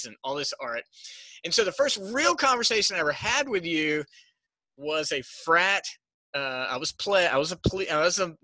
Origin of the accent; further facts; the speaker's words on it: Smithfield, North Carolina, United States; I grew up in Smithfield, North Carolina.